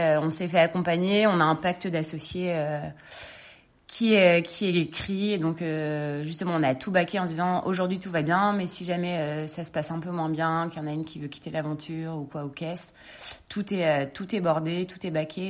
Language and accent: French; Lille, Hauts-de-France, France; moved away as an adult; now in Paris, France; je viens de Lille, j'ai grandi à Lille, j'ai fait mes études euh, là-bas